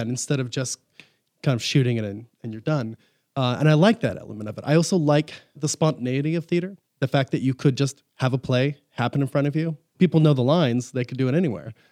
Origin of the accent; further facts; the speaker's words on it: Huntington Beach, California, United States; also born or lived in Los Angeles / Fountain Valley; I grew up in Southern California. I was born in L A, uh, grew up in Northern Orange County in Huntington Beach, Fountain Valley area